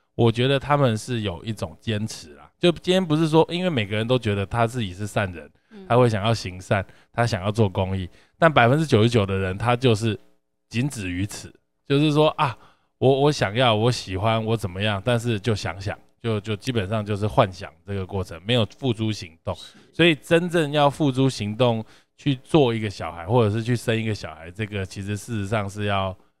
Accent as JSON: {"language": "Chinese", "region": "Yunlin County", "country": "Taiwan", "said": "就是因为你知道我们都是云林人嘛"}